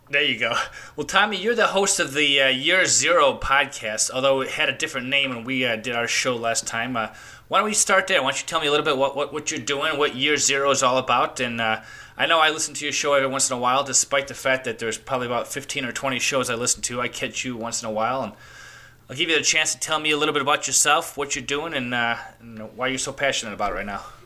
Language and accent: English; Chicago, Illinois, United States; I grew up in Chicago. I grew up in Chicago